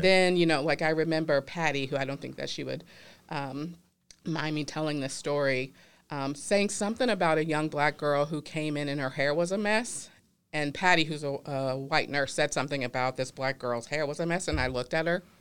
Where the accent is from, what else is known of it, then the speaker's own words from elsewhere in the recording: the South, United States; I'm from the South, my family grew up in Louisiana